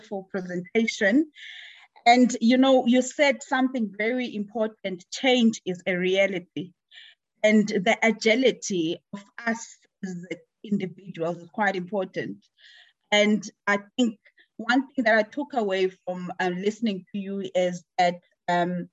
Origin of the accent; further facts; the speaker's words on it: Alice, Eastern Cape, South Africa; from the University of Fort Hare, my hometown